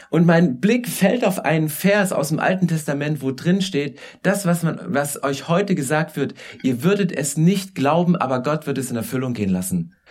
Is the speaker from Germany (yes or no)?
yes; Saxony, Germany; weil ich komme vom Dorf, ich komme aus Sachsen. Also weißt du, Weite ohne Ende.